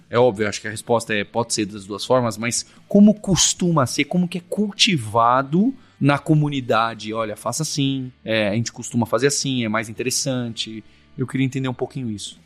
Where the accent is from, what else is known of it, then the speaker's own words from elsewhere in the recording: Brazil; não só como brasileiros e brasileiras